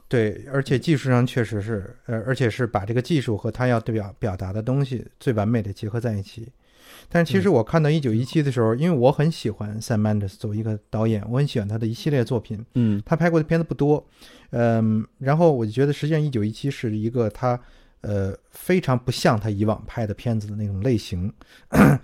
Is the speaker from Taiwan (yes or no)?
no; China; 我们中国人